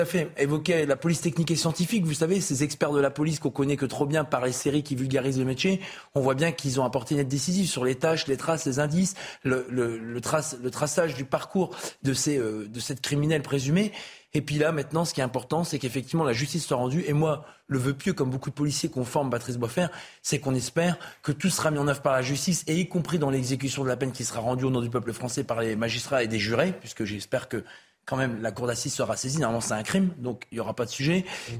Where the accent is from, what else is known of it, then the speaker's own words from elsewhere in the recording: Nord-Pas-de-Calais, Hauts-de-France, France; je suis des Hauts-de-France, je suis du Nord-Pas-de-Calais.